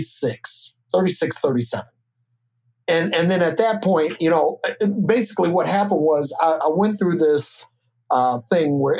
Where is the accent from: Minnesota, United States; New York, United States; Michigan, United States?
Michigan, United States; Detroit; also born or lived in Decatur, Illinois; I was born in Decatur, Illinois. And when I was 4 years old, my parents separated and my mom was from Detroit. So we went back to Detroit to be with her parents